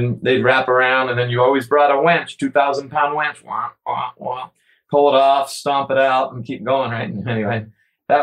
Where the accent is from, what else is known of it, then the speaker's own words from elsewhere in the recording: Florida, United States; moved away; also born or lived in New Hampshire; we're from Florida